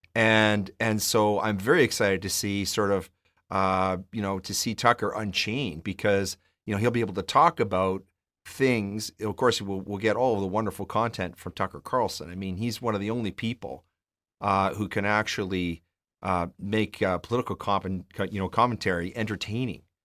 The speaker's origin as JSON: {"language": "English", "town": "Edmonton", "region": "Alberta", "country": "Canada", "tie": "born or raised there", "said": "I grew up in Edmonton"}